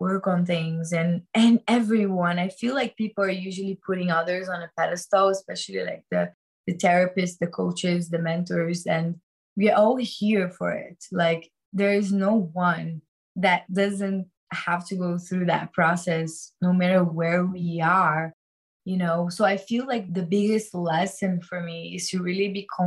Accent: Rio de Janeiro, Brazil; moved away; also born or lived in New York / Bali; I'm from Rio de Janeiro

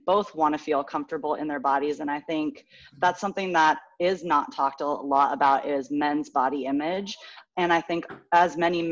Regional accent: California, United States; also born or lived in Connecticut / Knoxville, Tennessee; now in Fayetteville, United States; I am originally from California, now living in Fayetteville, Arkansas.

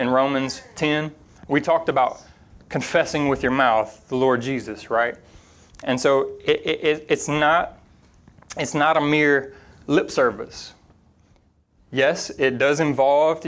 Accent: Louisiana, United States; moved away; growing up in Louisiana

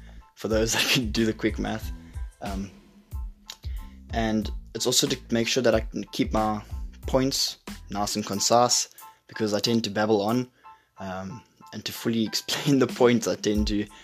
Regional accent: South Africa; now in Glasgow, United Kingdom; I'm from South Africa, but I'm living in Glasgow now with my family

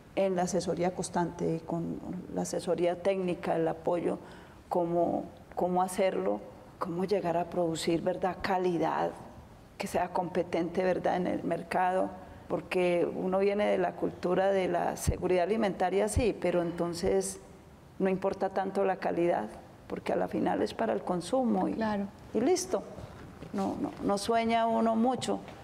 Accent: Antioquia, Colombia; como antioqueña

